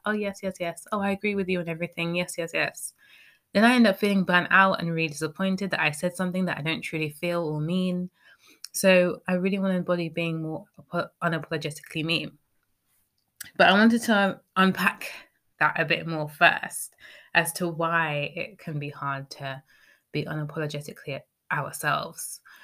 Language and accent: English; United Kingdom; speaking as a British person